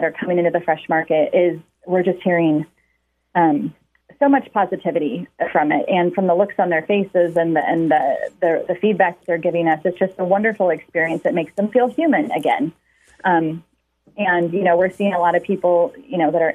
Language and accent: English; Lafayette, Indiana, United States; also born or lived in Rushville, Indiana; I actually grew up in Lafayette. I started out school at Mayflower, but then went to Rushville. My dad took a job over in Rushville, Indiana. I feel like I grew up over there. Then unfortunately my parents split up and I moved back over to the Lafayette area and ended up graduating from Benton Central